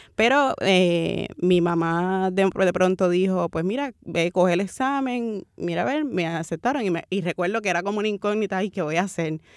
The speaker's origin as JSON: {"language": "Spanish", "town": "Carolina", "country": "Puerto Rico", "tie": "born or raised there", "also_born_or_lived": "Santurce, San Juan, Puerto Rico", "said": "nací, nací en, en Santurce, me considero, me considero cangrejera, pero me crié en Carolina"}